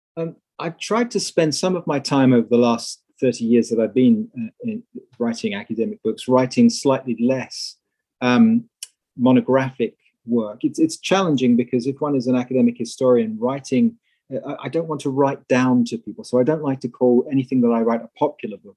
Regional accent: England, United Kingdom; moved away as an adult; also born or lived in Netherlands; now in United States; I'm originally English, although I now live and work in the USA.

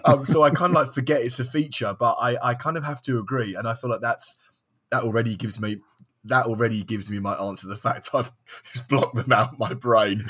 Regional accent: London, United Kingdom; I'm from London, um, in England.

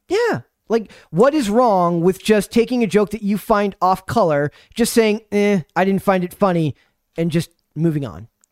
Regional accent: Minnesota, United States; I'm from Minnesota, so people make fun of, uh, stuff I or say that, uh, I don't talk like a Minnesotan

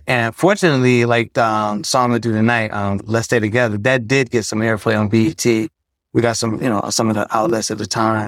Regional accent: Detroit, Michigan, United States; moved away; also born or lived in Tulsa; I'm from Detroit

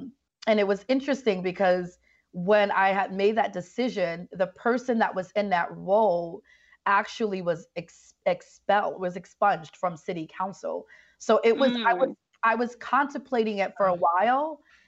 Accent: Bronx, New York, United States; And so growing up in the Bronx and just being a person that's seen violence and have experienced so much in life, living in the Bronx, poverty and fatherlessness and all that stuff

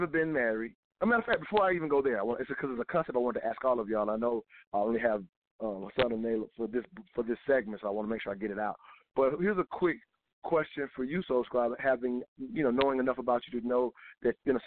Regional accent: the South, United States; growing up in the South

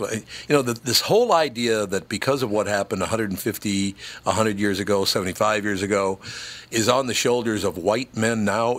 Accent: Minneapolis, Minnesota, United States; I grew up in North Minneapolis.

